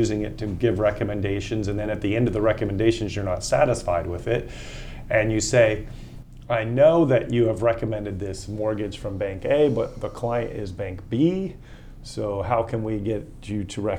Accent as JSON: {"language": "English", "town": "Austin", "region": "Texas", "country": "United States", "tie": "born or raised there", "said": "I lived in my hometown of Austin, Texas for 17 years"}